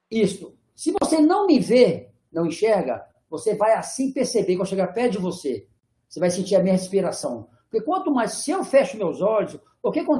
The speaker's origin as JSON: {"language": "Portuguese", "region": "Minas Gerais", "country": "Brazil", "said": "eu sou mineiro, sou mineiro, eu vivo no interior de Minas, e eu fui morar em Ouro Preto"}